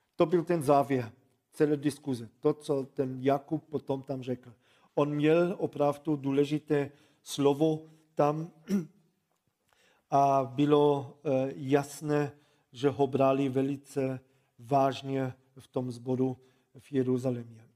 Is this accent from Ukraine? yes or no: no; Germany; Czech is a second language; moved away; also born or lived in Ostrava region, Czech Republic